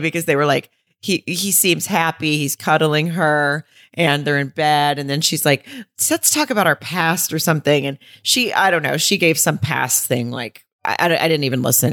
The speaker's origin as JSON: {"language": "English", "region": "Arkansas", "country": "United States", "tie": "born or raised there", "said": "I grew up in Arkansas"}